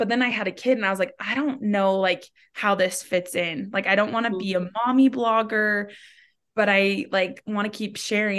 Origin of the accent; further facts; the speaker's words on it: Salt Lake City, Utah, United States; I grew up in Salt Lake. I'm live in Salt Lake right now.